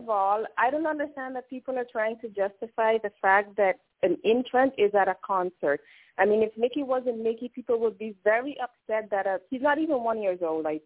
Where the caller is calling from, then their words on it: Netherlands; I'm calling from Holland. It's morning over here.